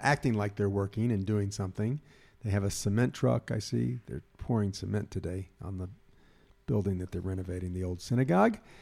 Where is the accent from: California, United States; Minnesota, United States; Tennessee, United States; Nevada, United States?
Tennessee, United States; Memphis; moved away as an adult; now in Israel; I'm from Memphis, and Memphis, we have the Mississippi River